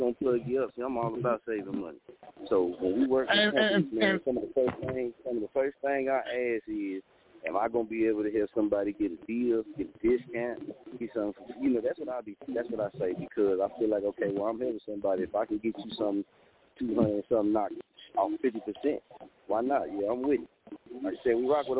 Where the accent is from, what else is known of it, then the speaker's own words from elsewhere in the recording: Muskogee, Oklahoma, United States; also born or lived in Wichita; I'm from Muskogee